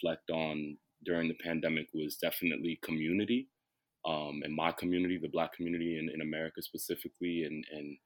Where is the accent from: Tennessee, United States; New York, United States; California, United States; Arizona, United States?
New York, United States; New York City; I'm from Brooklyn